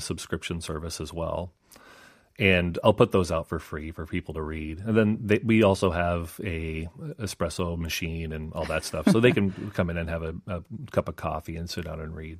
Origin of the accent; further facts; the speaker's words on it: Idaho, United States; moved away as an adult; now in Seoul, South Korea; I'm from Idaho okay. in uh, the United States